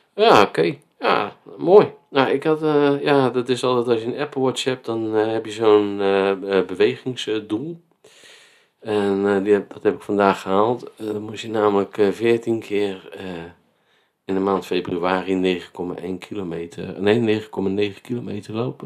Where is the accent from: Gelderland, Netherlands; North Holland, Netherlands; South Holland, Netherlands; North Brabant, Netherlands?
South Holland, Netherlands; Vlaardingen; now in Spijkenisse, Netherlands; wij wonen in Spijkenisse en ik kom uit Vlaardingen